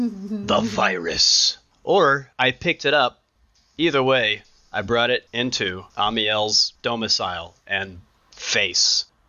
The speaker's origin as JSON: {"language": "English", "region": "the South", "country": "United States", "moved": "yes", "lives_now": "Seattle, United States", "said": "I'm from the South."}